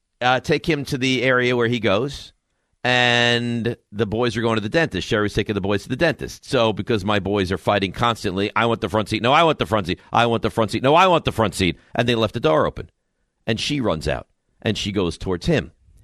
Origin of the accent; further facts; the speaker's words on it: Long Island, New York, United States; moved away; I'm born and raised on Long Island. I lived on Long Island for 20 plus years.